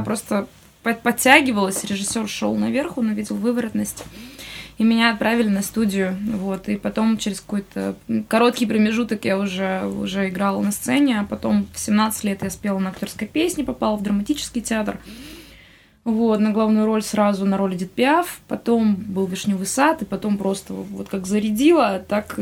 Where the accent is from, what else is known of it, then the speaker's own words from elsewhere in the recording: Khabarovsk, Khabarovsk Krai, Russia; moved away; also born or lived in Moscow; Я, в смысле, из Хабаровска.